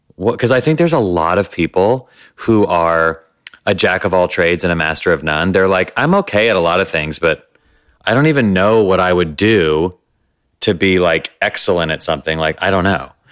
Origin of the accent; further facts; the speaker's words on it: the South, United States; growing up in the Christian South, scared and gay